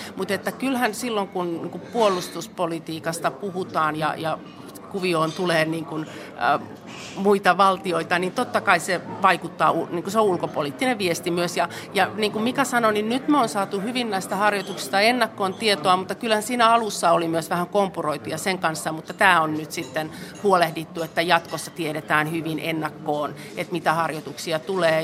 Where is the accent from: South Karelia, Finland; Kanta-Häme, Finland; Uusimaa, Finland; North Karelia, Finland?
North Karelia, Finland; Joensuu; mä oon itse Joensuusta